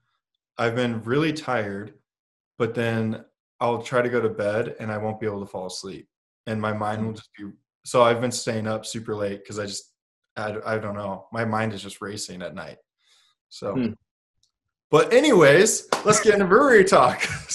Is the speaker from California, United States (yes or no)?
yes; Santa Barbara, California, United States; also born or lived in Illinois; I was born in California. But from California, we moved to Illinois. And we lived in the Chicago area. It was like a suburb of Chicago in Illinois. And I lived there until I was 7. And then when we moved to back to California, to Santa Barbara, California.